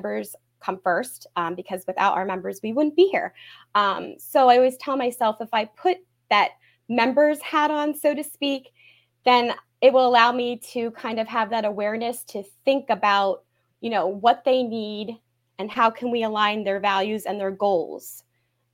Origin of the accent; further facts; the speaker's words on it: Pottstown, Pennsylvania, United States; I was born and raised in Pottstown